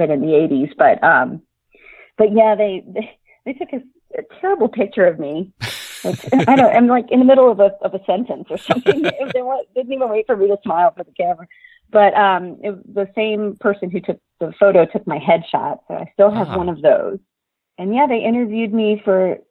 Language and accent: English; Lancaster, Pennsylvania, United States; moved away; the community where I grew up. I'm from Lancaster, Pennsylvania.